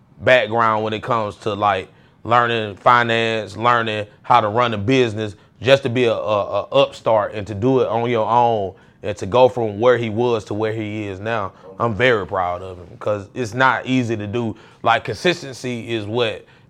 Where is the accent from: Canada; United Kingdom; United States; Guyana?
United States; McDonough, Georgia; also born or lived in Atlanta, Georgia; I'm originally from McDonough. Like, we moved back. My grandparents and everybody are from here. But we moved down here when I was in about third grade